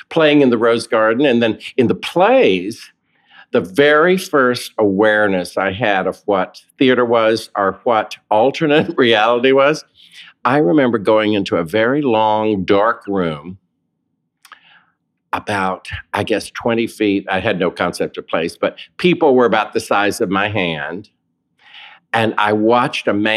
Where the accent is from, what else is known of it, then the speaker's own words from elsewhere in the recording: Raleigh, North Carolina, United States; moved away; also born or lived in Williamsport, Pennsylvania / Seaboard, North Carolina; I was born and raised in Raleigh, North Carolina.